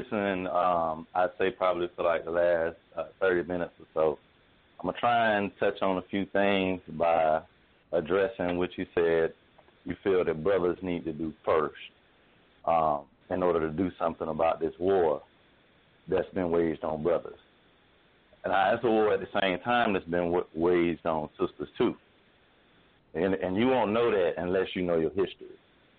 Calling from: Jacksonville, Florida, United States; and I'm calling from Jacksonville, Florida.

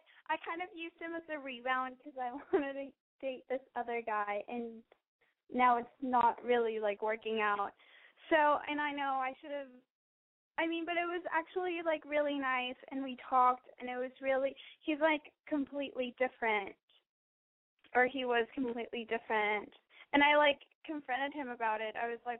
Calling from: Texas, United States; Hi, I called you a couple of weeks ago. … I'm from Texas. I'm 19.

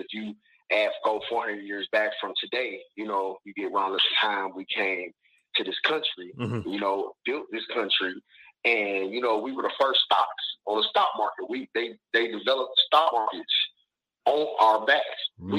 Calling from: Detroit, Michigan, United States; I'm calling from your hometown, Detroit.

